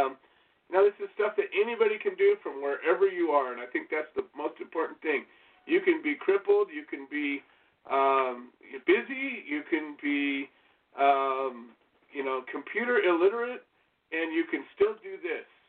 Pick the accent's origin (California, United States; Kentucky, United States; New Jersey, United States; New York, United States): California, United States; I am from California